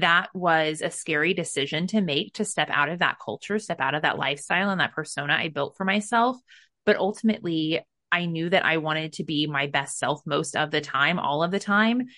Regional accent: United States; I was brought up in America

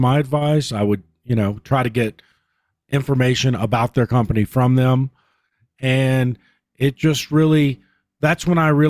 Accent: Virginia, United States; Well, I grew up in Southwest Virginia and went to school there

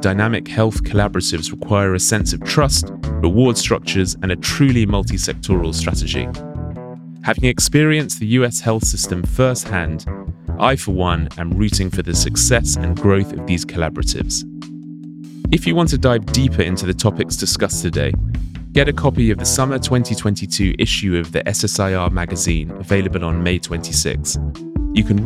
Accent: United Kingdom; moved away as an adult; now in United States; I'm a Brit. I have been living in the US for 5 years

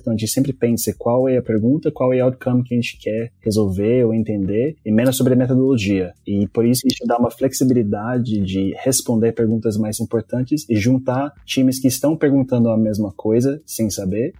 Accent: Brazil; accent: Brazilian; quando eu falo palavras em inglês sem o, o sotaque brasileiro

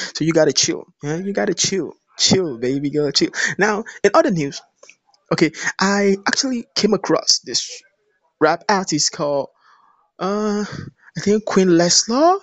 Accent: Nigeria; I'm from Nigeria.

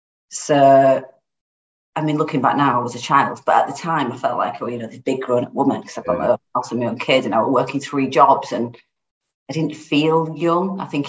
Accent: Leeds, Yorkshire and the Humber, United Kingdom; Born and bred in Leeds. Moved around a little bit as a youngster.

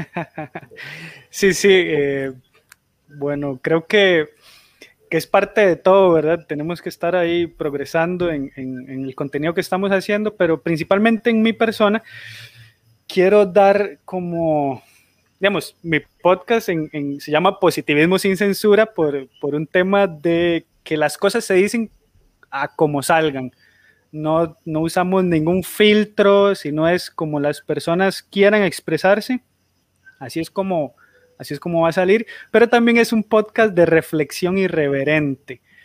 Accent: Costa Rica; soy de Costa Rica

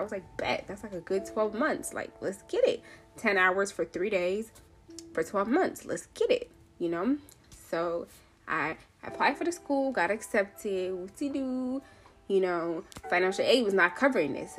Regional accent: Seattle, Washington, United States; also born or lived in Nairobi, Kenya; I'm from Seattle. I was born in Nairobi, Kenya, but I have been in Seattle since I was like 5. So all I know is this rainy state, okay? Seattle, Washington is my home.

